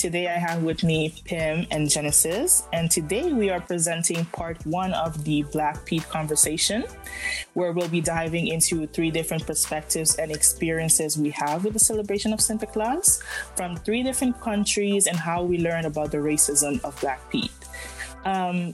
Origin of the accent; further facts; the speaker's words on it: Aruba; I grew up in Aruba.